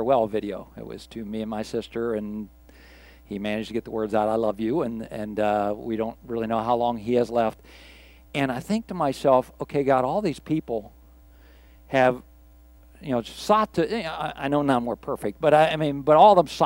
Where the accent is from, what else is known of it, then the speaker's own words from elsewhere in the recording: Pittsburgh, Pennsylvania, United States; I grew up in Pittsburgh